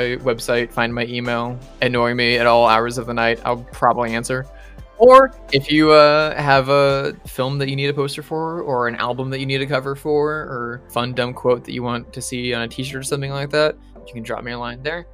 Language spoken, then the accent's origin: English; United States; being the American guesting on the British show